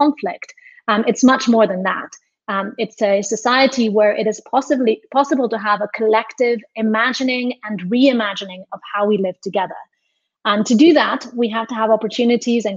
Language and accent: English; Spain; I'm from Spain